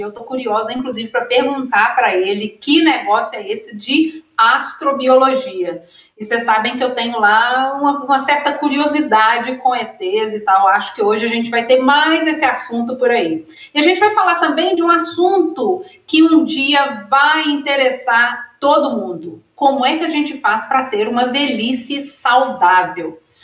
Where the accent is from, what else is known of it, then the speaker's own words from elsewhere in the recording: Minas Gerais, Brazil; eu sou mineira